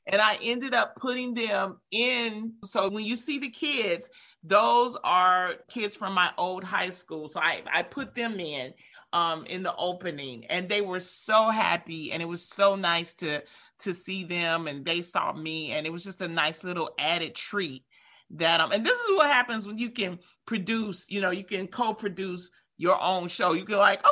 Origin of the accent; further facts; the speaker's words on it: Detroit, Michigan, United States; I was from Detroit, because I always talk about being from Detroit